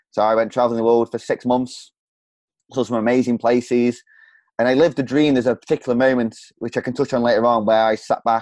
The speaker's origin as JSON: {"language": "English", "town": "Stoke-on-Trent", "region": "West Midlands", "country": "United Kingdom", "said": "From, uh, from England, the middle of England"}